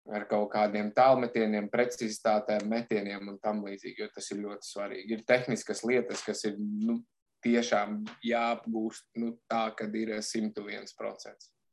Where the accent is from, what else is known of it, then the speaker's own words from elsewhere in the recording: Bikseri, Madona Municipality, Latvia; moved away as an adult; also born or lived in England; nāku es no Madonas novada, teiksim, no maza miesta, kas saucās Biksēra